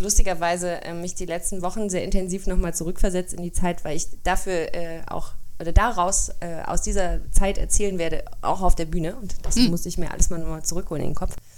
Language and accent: German; Germany; bei uns in Deutschland